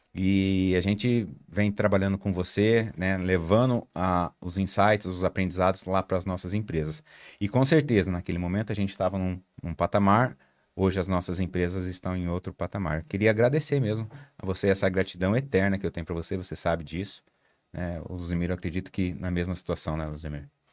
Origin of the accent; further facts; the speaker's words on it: Maringá, Paraná, Brazil; eu sou do, de Maringá, no interior do Paraná